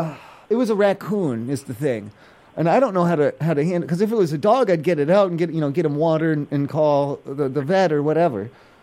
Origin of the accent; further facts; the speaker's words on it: East Coast, United States; I'm from the East Coast. I don't know. We don't have laws like this out there